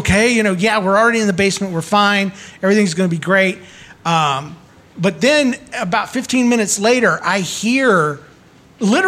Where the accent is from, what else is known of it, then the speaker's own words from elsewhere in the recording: South Georgia, United States; moved away as an adult; also born or lived in Florida; I moved from Georgia, from South Florida or North Florida, South Georgia, and I moved halfway across the country